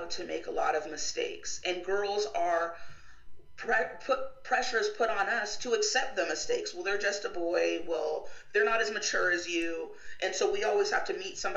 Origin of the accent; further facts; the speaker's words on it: California, United States; Yes, I was born in California. I lived in Texas in college.